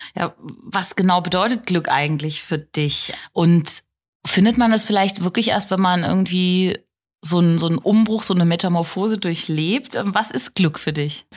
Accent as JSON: {"language": "German", "country": "Germany", "said": "hier bei uns in Deutschland"}